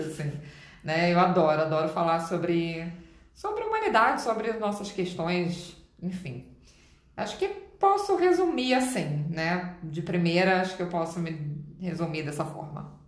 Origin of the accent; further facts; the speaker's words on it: Rio de Janeiro, Brazil; Eu sou carioca